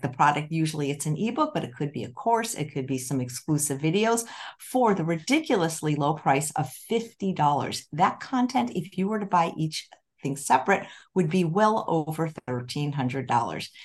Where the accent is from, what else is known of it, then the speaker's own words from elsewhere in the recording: Chicago, Illinois, United States; moved away; I grew up in Chicago